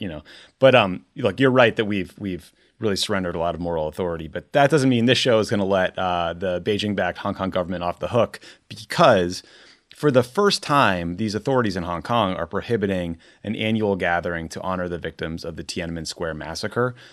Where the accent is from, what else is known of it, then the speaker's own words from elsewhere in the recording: United States; as an American